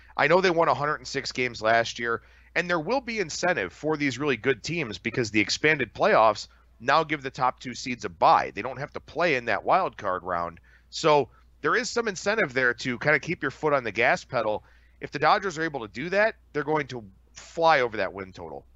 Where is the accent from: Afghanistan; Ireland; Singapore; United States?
United States; Cleveland, Ohio; I grew up in Cleveland, Cleveland native, born and raised